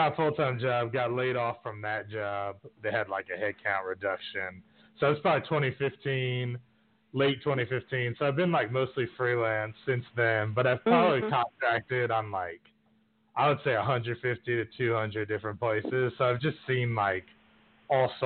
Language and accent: English; New York City, New York, United States; now in Texas, United States; I grew up in New York City, but I've lived in a bunch of different places. I've been in Texas probably, like, 4 or 5 years now